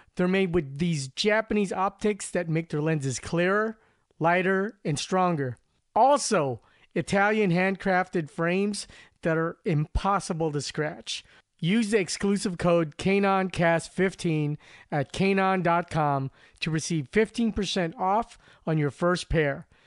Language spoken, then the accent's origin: English; Philippines; moved away; when I was growing up in the Philippines